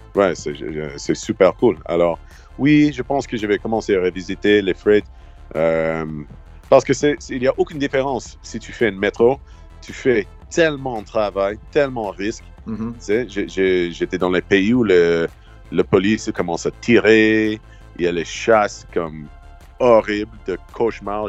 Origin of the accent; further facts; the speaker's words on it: Halifax, Nova Scotia, Canada; French is a second language; moved away as an adult; also born or lived in Montreal; j'ai déménagé à Montréal quand j'avais 18 ans. J'ai quitté Halifax.